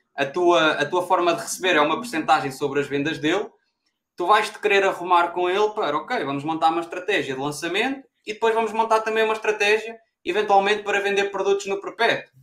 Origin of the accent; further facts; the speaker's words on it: Pombal, Leiria District, Portugal; Eu sou de Pombal, é, perto de Leiria.